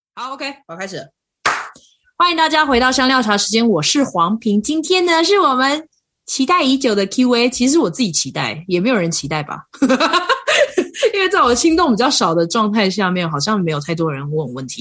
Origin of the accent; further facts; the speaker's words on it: Kaohsiung, Taiwan; moved away as an adult; now in Colorado, United States; 因为我是高雄人嘛，所以高雄常嗯。常也是大太阳